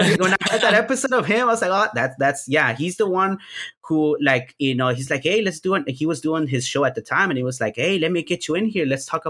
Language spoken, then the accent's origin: English; Houston, Texas, United States; there happened to be a local scene here in, because I'm from Houston, Texas.